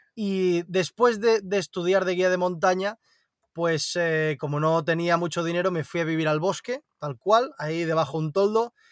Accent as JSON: {"language": "Spanish", "town": "Barcelona", "region": "Catalonia", "country": "Spain", "tie": "born or raised there", "said": "nací en Barcelona, entonces eh, he mamado mucha ciudad también"}